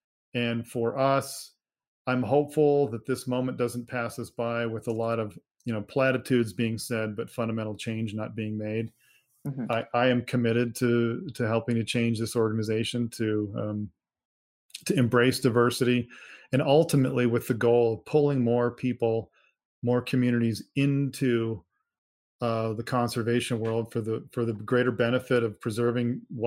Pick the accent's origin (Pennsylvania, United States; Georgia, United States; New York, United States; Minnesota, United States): Minnesota, United States; I grew up in Minnesota